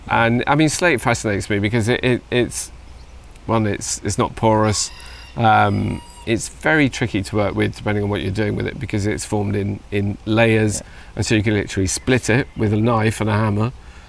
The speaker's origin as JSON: {"language": "English", "region": "Wales", "country": "United Kingdom", "said": "Being Welsh"}